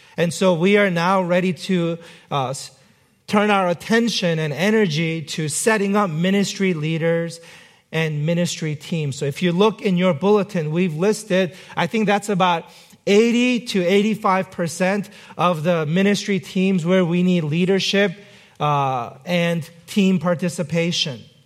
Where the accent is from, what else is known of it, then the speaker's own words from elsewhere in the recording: South Korea; moved away; I was not born in this country. I was born in South Korea